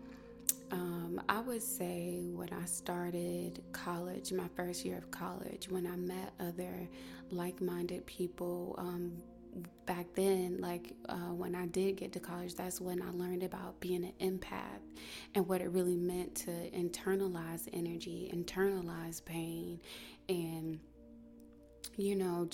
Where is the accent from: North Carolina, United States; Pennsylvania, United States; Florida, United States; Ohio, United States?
North Carolina, United States; I was born and raised in North Carolina